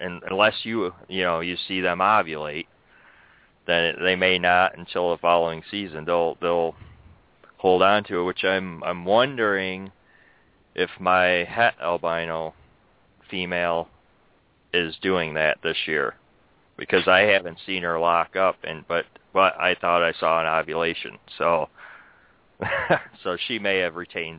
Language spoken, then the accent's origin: English; New York, United States; born there; I was born in New York, though.